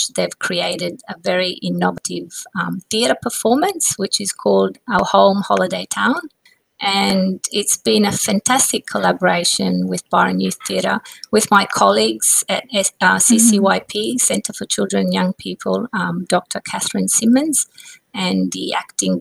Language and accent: English; Positano, Campania, Italy; I grew up in a very beautiful part of Italy, which you may have heard of, called Positano on the Amalfi Coast